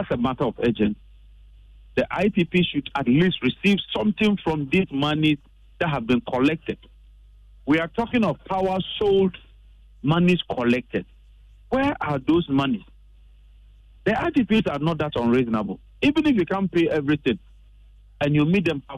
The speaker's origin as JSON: {"language": "English", "country": "Ghana", "said": "I'm very, very worried as a Ghanaian"}